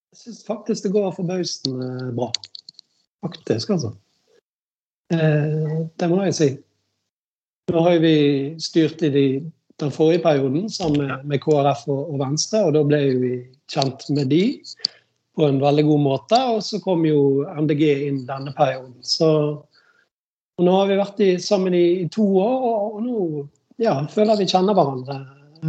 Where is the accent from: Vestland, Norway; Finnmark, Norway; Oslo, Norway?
Vestland, Norway; Bergen; jeg er oppvokst i Hjalmaren